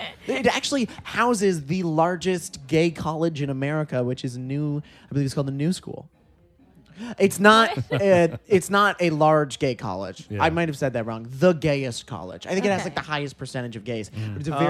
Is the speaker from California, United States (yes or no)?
no; Sarasota, Florida, United States; I grew up in Sarasota